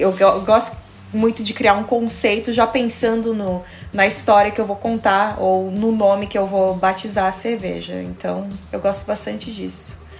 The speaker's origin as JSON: {"language": "Portuguese", "country": "Brazil", "also_born_or_lived": "Denmark", "moved": "as an adult", "lives_now": "Copenhagen, Denmark", "said": "quando eu saí do Brasil"}